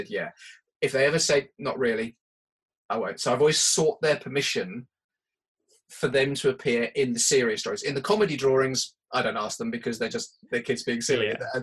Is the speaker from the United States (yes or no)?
no; United Kingdom; being British